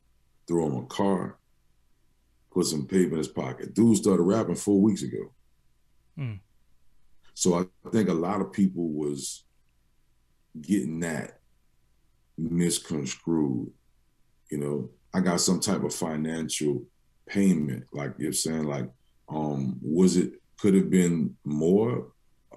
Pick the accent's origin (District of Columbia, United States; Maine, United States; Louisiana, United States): Louisiana, United States; New Orleans; after I moved to the Third Ward from Holly Grove. Me and my mom and my older brother moved from Holly Grove.